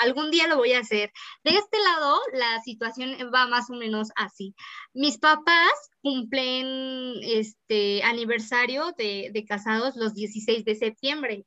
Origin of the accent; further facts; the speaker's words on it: Mexico; nos hace sentir muy bien como mexicanos